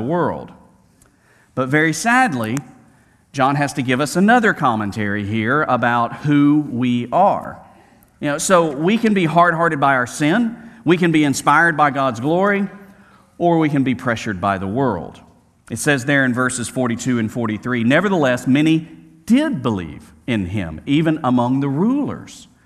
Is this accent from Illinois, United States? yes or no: no; Birmingham, Alabama, United States; I grew up in Birmingham, Alabama